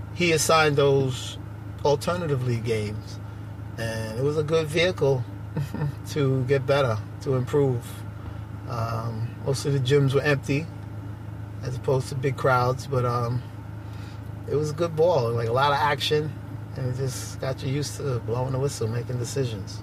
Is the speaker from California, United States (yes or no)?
no; New York City, New York, United States; I grew up in Bedford Stuyvesant, Brooklyn